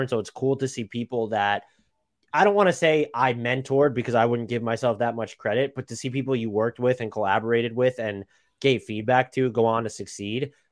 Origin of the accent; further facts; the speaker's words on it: Long Island, New York, United States; I was born and raised in New York. Uh, Long Island, the suburbs have never lived in the city